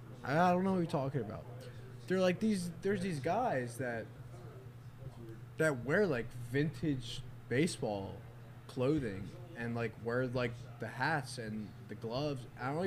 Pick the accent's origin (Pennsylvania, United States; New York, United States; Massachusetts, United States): Pennsylvania, United States; Norristown; now in Newtown Square, United States; originally I'm from Norristown, but I live in Newtown Square.